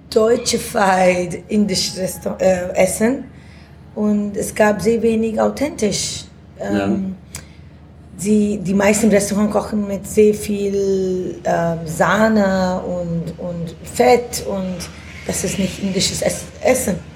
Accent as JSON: {"language": "German", "country": "India", "second_language": "German", "lives_now": "Germany", "said": "Ja, ich komme aus Indien ursprünglich, aber hab, äh, ich habe in elf Ländern gewohnt"}